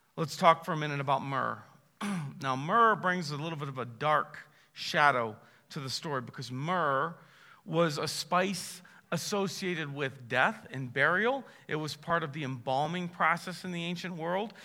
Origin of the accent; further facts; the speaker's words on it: Massillon, Ohio, United States; I was born in Massillon, Ohio